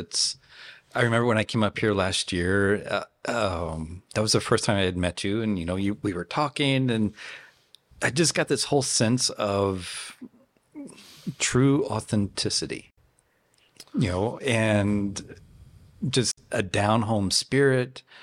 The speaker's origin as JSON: {"language": "English", "region": "Tennessee", "country": "United States", "tie": "born or raised there", "moved": "yes", "said": "I grew up in Tennessee"}